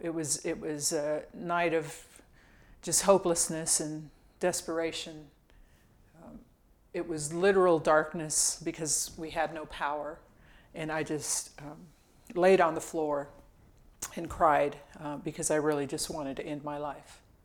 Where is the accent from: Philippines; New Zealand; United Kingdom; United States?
United States; Indio, California; originally, I'm from Southern California. I grew up um, in this little town called Indio, California, kind of in the Palm Springs area